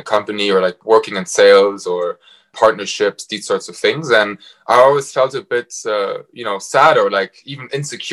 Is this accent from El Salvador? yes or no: no; Frankfurt, Hesse, Germany; moved away as an adult; also born or lived in Warwick, England / Cambridge, England / Bath, England; now in London, United Kingdom; I'm from Frankfurt, and I left Germany in 2016 to go study at Warwick Business School